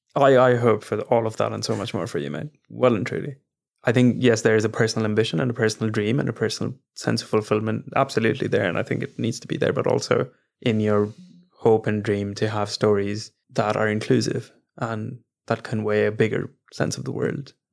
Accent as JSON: {"language": "English", "country": "India", "moved": "yes", "lives_now": "London, United Kingdom", "said": "as both Indian men that have now moved abroad"}